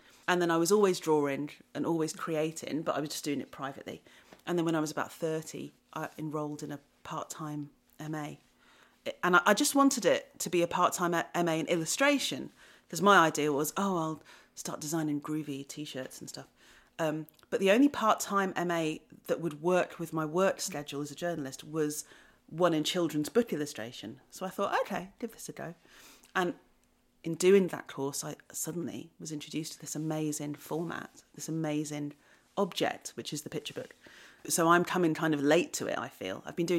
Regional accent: Wellington, West Midlands, United Kingdom; also born or lived in Shrewsbury; I was born in Shropshire. I was born in Shrewsbury. And I grew up in a place called Wellington. And Wellington is a market town in Shropshire.

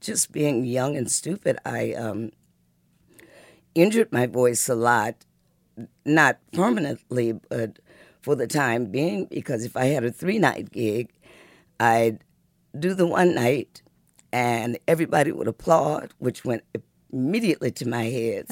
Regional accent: Muskegon, Michigan, United States; also born or lived in Detroit, Michigan; before we came to Detroit, I was born in Muskegon, Michigan

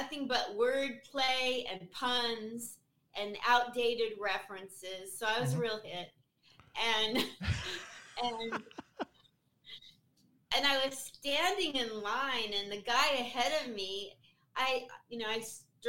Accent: Portland, Oregon, United States; also born or lived in Murrieta, California; now in Las Vegas, United States; I was born and raised in Portland, Oregon

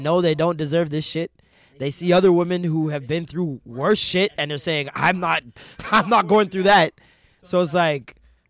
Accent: Jamaica; And as a Jamaican

